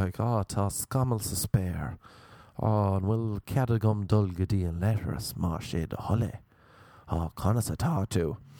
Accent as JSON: {"language": "English", "country": "Ireland", "accent": "Irish", "said": "my accent was a novelty. And ladies enjoy the Irish accent."}